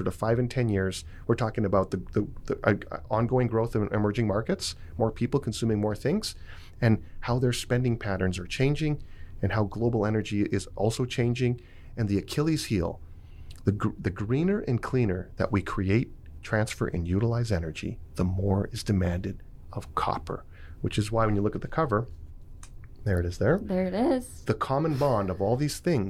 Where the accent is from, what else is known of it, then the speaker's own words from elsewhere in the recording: Vancouver, British Columbia, Canada; I'm from Vancouver